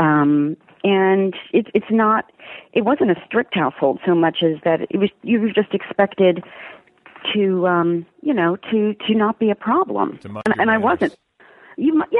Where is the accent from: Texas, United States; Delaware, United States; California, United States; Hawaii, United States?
Delaware, United States; moved away; I grew up in Delaware